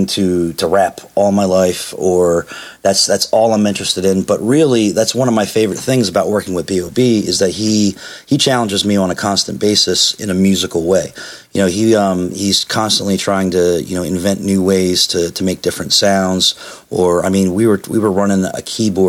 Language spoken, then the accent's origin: English; Philadelphia, Pennsylvania, United States; moved away as an adult; now in Atlanta, United States; I grew up in Philadelphia